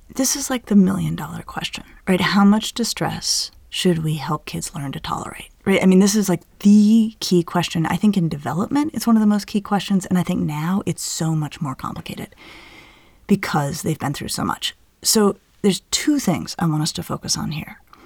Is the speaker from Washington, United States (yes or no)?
no; Denver, Colorado, United States; growing up in Denver